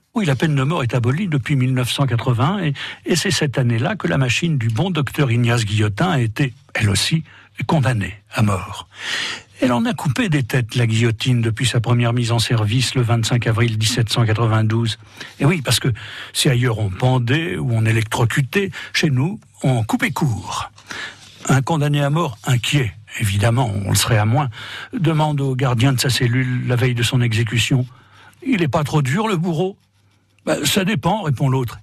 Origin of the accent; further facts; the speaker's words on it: Normandy, France; chez nous, en Normandie